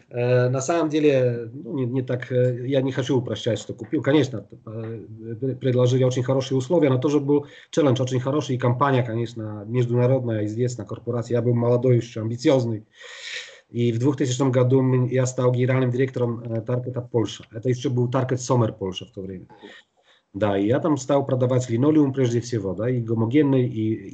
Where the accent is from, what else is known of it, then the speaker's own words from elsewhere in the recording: Białystok, Podlaskie Voivodeship, Poland; born there; Я родился в Белостоке, это восточная Польша, рядом э, с белорусским Гродно.